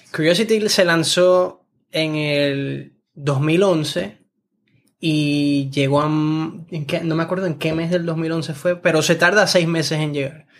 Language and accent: Spanish; New York, United States; born or raised there; also born or lived in Ecuador